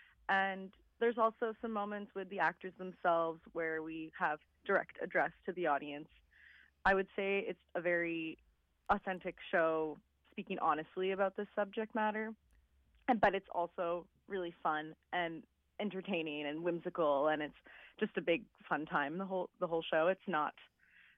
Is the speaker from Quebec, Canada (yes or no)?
yes; Montreal, Quebec, Canada; I'm from Montreal